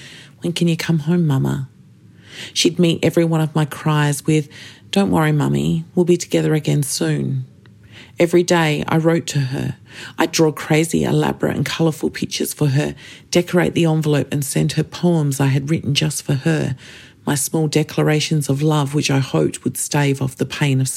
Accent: Kaurna Yerta, South Australia, Australia; I am a Gunditjmara woman born and raised on Kaurna Yirrkal

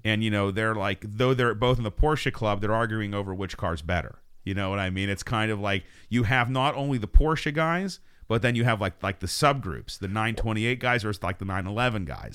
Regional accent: United States; we're American

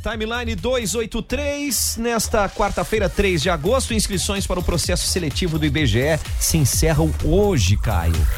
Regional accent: Jaraguá do Sul, Santa Catarina, Brazil; nós que somos aqui de Jaraguá do Sul

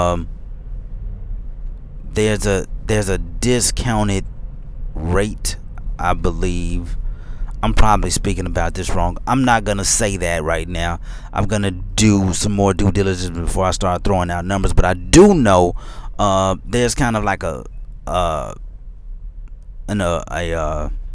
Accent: Memphis, Tennessee, United States; now in Middle Tennessee, United States; I'm from Memphis

